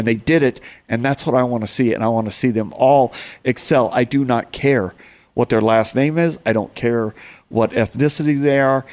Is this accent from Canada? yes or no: no; United States; I'm an American